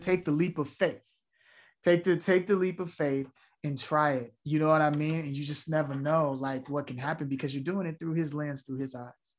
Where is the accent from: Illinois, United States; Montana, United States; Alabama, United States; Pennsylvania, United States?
Illinois, United States; Chicago; me growing up in Chicago, a community theater is what changed my life